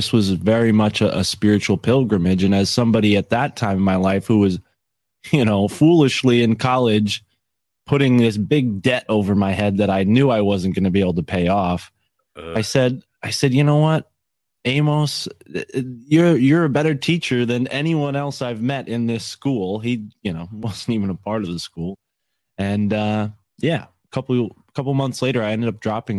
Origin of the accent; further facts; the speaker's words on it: Connecticut, United States; I'm from Connecticut